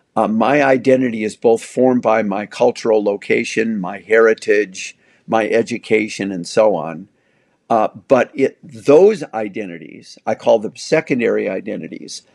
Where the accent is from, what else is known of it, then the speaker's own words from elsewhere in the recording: United States; I'm white. I'm male. I'm American